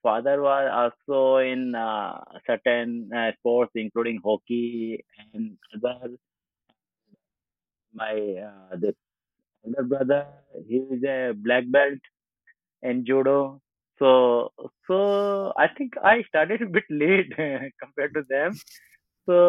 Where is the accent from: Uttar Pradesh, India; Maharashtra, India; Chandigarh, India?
Uttar Pradesh, India; Modinagar; I born and brought up in Modinagar. That's just around 40 kilometers far from this Delhi.